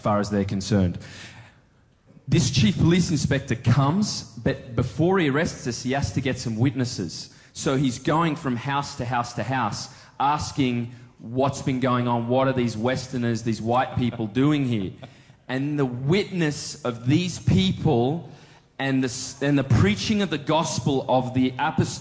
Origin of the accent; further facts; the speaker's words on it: Australia; I'm from Australia